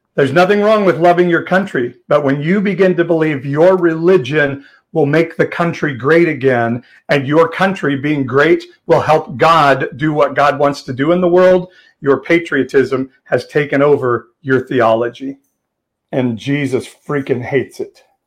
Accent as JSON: {"language": "English", "region": "Midwest", "country": "United States", "tie": "born or raised there", "said": "I grew up in the Midwest"}